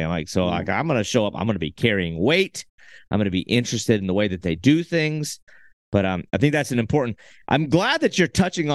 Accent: United States; we're from America

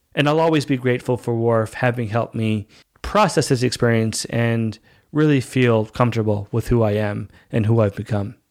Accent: Canada; also born or lived in Dominican Republic; I speak the language and I grew up here. So I'm basically Canadian

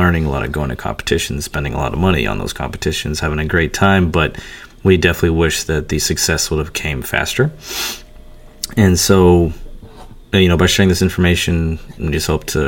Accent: Pittsburgh, Pennsylvania, United States; I'm also from Pittsburgh

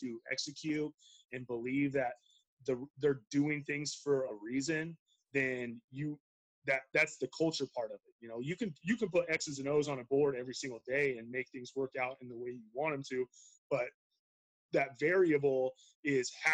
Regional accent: Treasure Valley, Idaho, United States; also born or lived in Montana; I was born and raised in the Treasure Valley

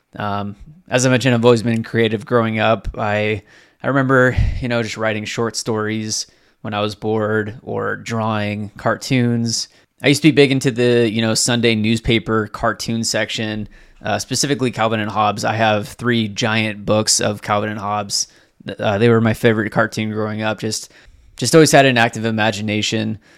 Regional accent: Southwest Washington, United States; also born or lived in Southern California; I was born in Southern California. We moved up to Southwest Washington back in two thousand when I was in, like, kindergarten. So, essentially my entire life, I've lived in Washington State

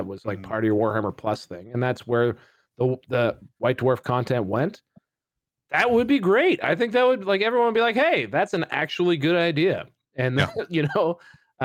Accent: Canada; As a Canadian

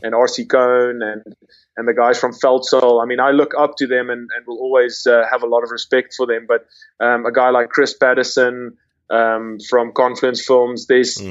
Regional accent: South Africa; moved away as an adult; also born or lived in London; I I grew born and raised in South Africa

